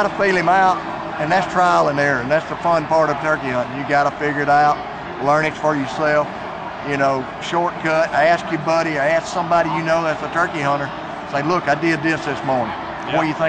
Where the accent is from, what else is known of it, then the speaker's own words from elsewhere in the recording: Livingston, Alabama, United States; But I'm from Livingston, Alabama. I've been turkey hunting since I was 10 years, well, I went with my dad the first time when I was 4.